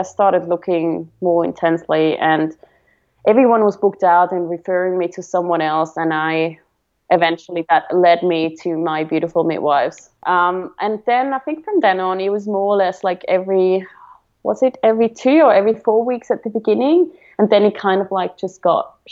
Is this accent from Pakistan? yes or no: no; Switzerland; now in Victoria, Australia; I'm from Switzerland, so in Switzerland it's very common to go